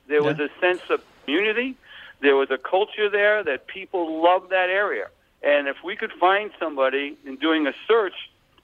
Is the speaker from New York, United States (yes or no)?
yes; Long Island, New York, United States; accent: Long Island; now in Washington Crossing, United States; Yeah, so, yeah, we like it here, but I can't get rid of my Long Island accent, they tell me, even after 25 years.